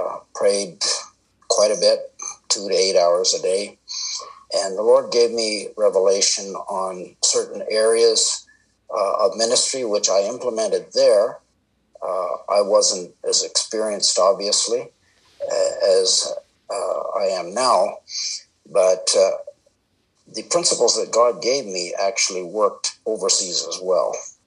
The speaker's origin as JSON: {"language": "English", "country": "Canada", "also_born_or_lived": "India", "said": "And so I spent most of my first 18 years there. I am Canadian. I came back to Canada to attend Bible college."}